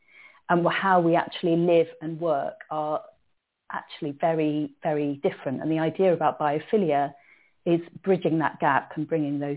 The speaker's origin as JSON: {"language": "English", "town": "Cardiff", "region": "Wales", "country": "United Kingdom", "tie": "born or raised there", "said": "I grew up in Cardiff, in a city, Cardiff."}